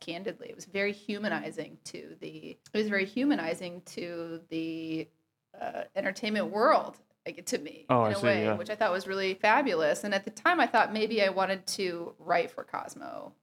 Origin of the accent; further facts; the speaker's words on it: Waukee, Iowa, United States; moved away as an adult; also born or lived in Des Moines, Iowa / Portland, Oregon; now in Nashville, United States; I'm from Waukee, Iowa, which is west of Des Moines